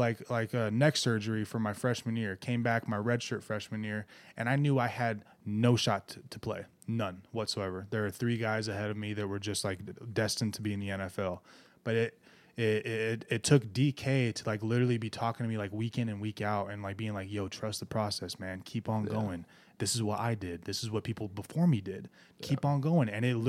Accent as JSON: {"language": "English", "town": "Colton", "region": "California", "country": "United States", "tie": "born or raised there", "said": "I remember when a guy like Sharice Wright from my hometown of like Colton, California, I had a different connection to him"}